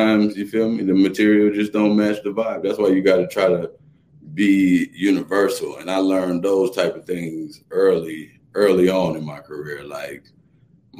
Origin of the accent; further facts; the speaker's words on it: Atlanta, Georgia, United States; I'm from Atlanta